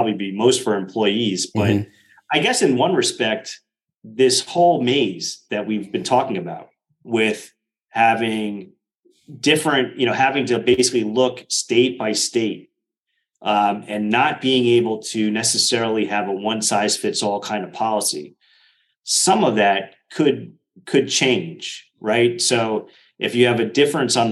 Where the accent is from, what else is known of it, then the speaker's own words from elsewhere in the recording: New Jersey, United States; my home state of New Jersey